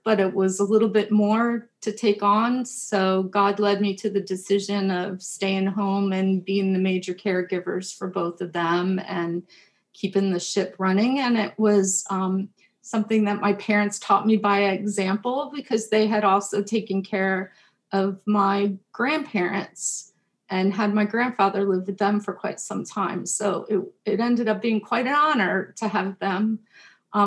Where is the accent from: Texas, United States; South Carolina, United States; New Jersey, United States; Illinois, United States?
New Jersey, United States; also born or lived in Pennsylvania; my home church in New Jersey, where we moved when I was four